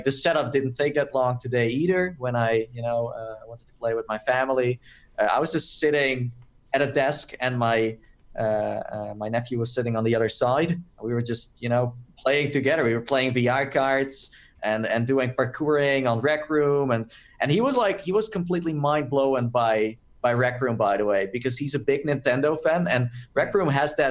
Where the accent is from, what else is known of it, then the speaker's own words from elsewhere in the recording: Netherlands; I'm from Holland